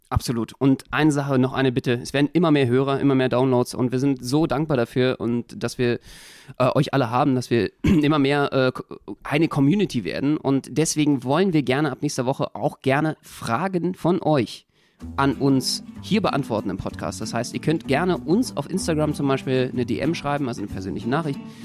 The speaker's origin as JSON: {"language": "German", "region": "Berlin", "country": "Germany", "said": "als Berliner"}